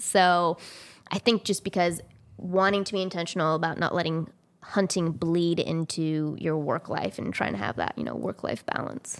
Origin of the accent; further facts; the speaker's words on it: California, United States; also born or lived in Missouri; now in Maine, United States; I'm originally from California